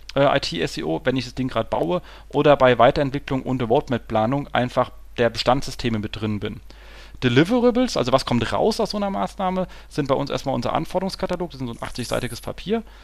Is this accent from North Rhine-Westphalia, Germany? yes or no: no; Hesse, Germany; als Hesse